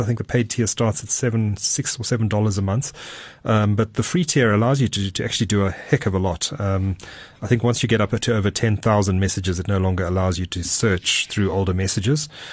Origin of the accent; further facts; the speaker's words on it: Durban, KwaZulu-Natal, South Africa; my hometown, Durban. Durban by the sea.